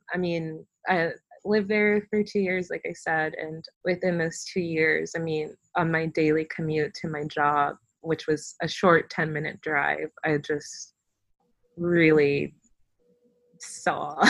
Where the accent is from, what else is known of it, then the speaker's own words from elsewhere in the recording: Fayetteville, North Carolina, United States; I was from Fayetteville